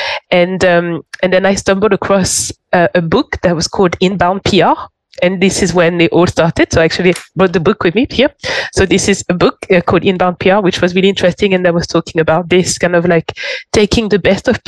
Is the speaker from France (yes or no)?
yes; Paris, Île-de-France, France; English is a second language; moved away as an adult; also born or lived in London / Barcelona; I'm French. So it all started off back home. So I grew up in Paris